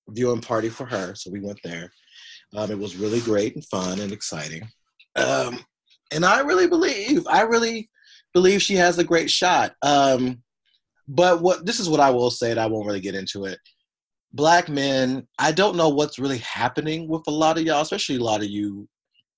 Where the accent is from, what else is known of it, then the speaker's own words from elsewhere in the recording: Tennessee, United States; moved away as an adult; also born or lived in Kentucky; now in Los Angeles, United States; I grew up in Tennessee, went to college in Kentucky